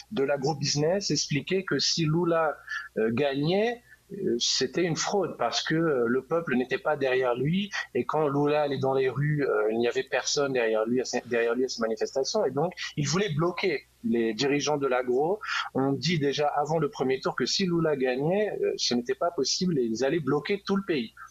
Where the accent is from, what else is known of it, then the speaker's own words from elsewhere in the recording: France; moved away as an adult; now in Brazil; moi, je suis français, mais ça fait 10 ans que j'habite ici